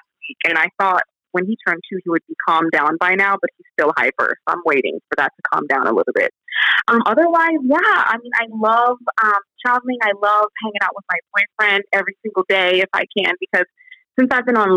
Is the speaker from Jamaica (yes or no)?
yes; Jamaica; also born or lived in United States; now in Indianapolis, United States; I was born in Jamaica many moons ago, and I migrated to the United States of America in 1998.